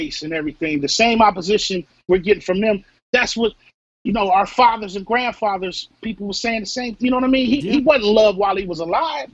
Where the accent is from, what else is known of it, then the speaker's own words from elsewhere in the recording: Missouri, United States; moved away; I'm from Missouri originally, you know, so I grew up hearing all kinds of hateful stuff